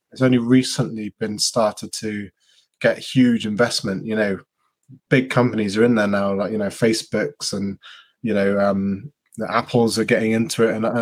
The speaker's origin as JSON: {"language": "English", "area": "Devon", "region": "South West England", "country": "United Kingdom", "said": "I'm a physio from Devon"}